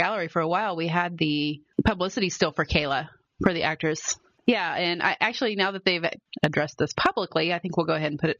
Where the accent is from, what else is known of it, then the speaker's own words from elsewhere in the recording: Midwest, United States; I'm from the Midwest